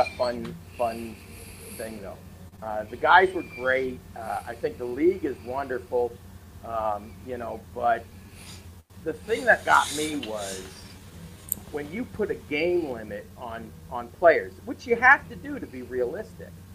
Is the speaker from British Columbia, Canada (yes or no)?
no; Toronto, Ontario, Canada; I grew up in Toronto